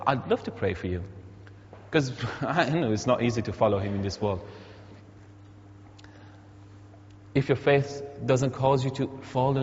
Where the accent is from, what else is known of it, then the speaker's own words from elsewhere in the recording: Iran; moved away; I'm an Iranian, many of you know, but I'm a Christian first